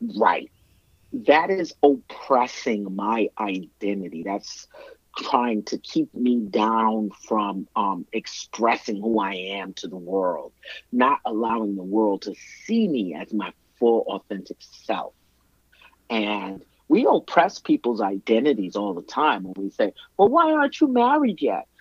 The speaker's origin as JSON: {"language": "English", "town": "New York City", "region": "New York", "country": "United States", "tie": "born or raised there", "moved": "as an adult", "lives_now": "Minnesota, United States", "said": "I was born and raised in Brooklyn, lived in Brooklyn"}